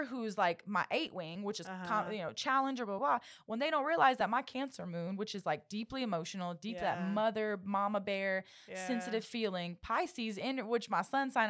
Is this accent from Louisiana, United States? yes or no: yes; Louisiana, United States; I'm also from Happy Southwest feelings. Louisiana. Yeah, I'm Cajun.